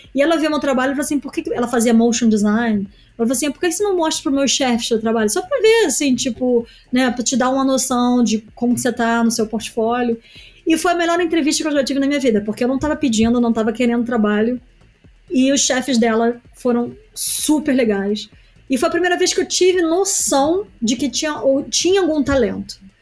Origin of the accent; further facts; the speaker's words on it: Niterói, Rio de Janeiro, Brazil; moved away as an adult; also born or lived in New York, United States; now in London, United Kingdom; Eu vim de Niterói, uma cidade pequena